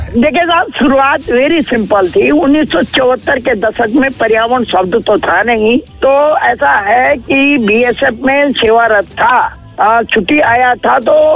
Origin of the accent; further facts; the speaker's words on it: Kot Malla, Rudraprayag district, Uttarakhand, India; कोटमल्ला जिला रुद्र प्याज